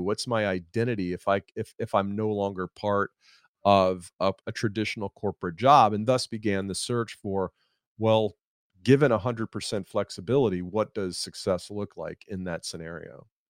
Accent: Atlanta, Georgia, United States; I'm, I'm from Atlanta, and I live in Atlanta now

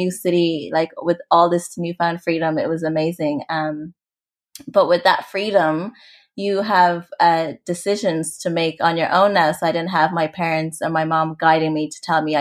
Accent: Limerick, Munster, Ireland; also born or lived in Rwanda; I'm originally from Rwanda. So my family are from there and we migrated. So I migrated to Ireland, and I grew up in a really small town called Limerick

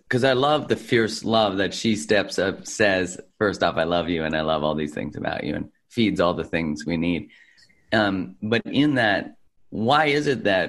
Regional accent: Calgary, Alberta, Canada; In Calgary, in Canada.

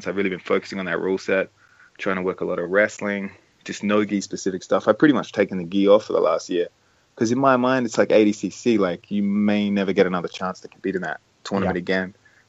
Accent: Adelaide, South Australia, Australia; my hometown of Adelaide

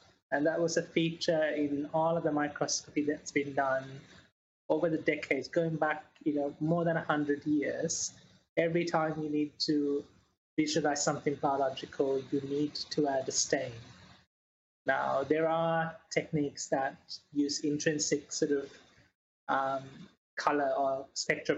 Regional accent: New Zealand; also born or lived in Sri Lanka; now in Sheffield, United Kingdom; I was born in Sri Lanka and grew up quite a lot in New Zealand

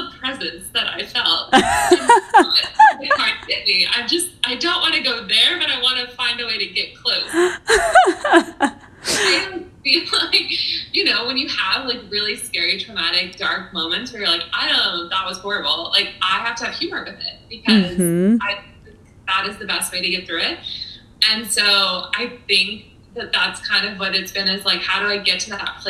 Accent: Florida, United States; moved away as an adult; also born or lived in San Diego; I grew up in Florida

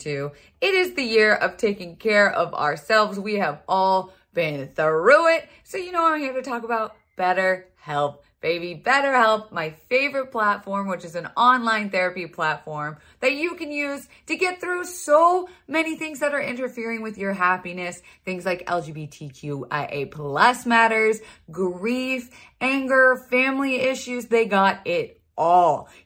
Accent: Florida, United States; moved away; I was raised in Florida? Are you forgetting I'm a little country girl by heart

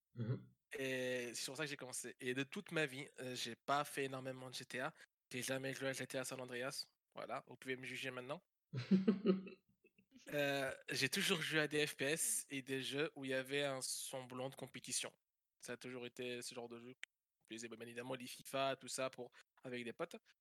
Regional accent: Belgium; moved away as an adult; now in France; je suis belge

